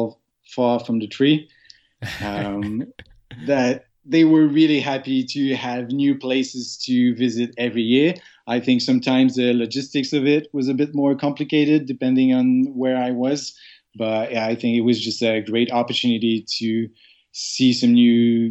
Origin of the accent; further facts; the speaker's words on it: Sherbrooke, Quebec, Canada; English is a second language; moved away as an adult; now in Montreal, Canada; I grew up in Sherbrooke, which is just about an hour and a half from here